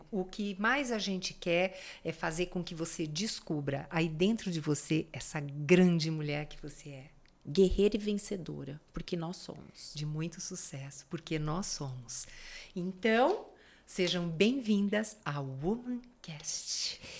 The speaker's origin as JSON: {"language": "Portuguese", "region": "São Paulo", "country": "Brazil", "said": "eu sou paulistana."}